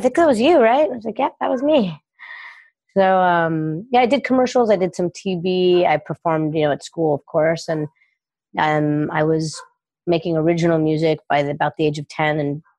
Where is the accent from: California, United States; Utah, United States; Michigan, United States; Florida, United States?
California, United States; Los Angeles; also born or lived in New York; born in Northern California, I was raised in Los Angeles and started coaching in Los Angeles and lived here for many years.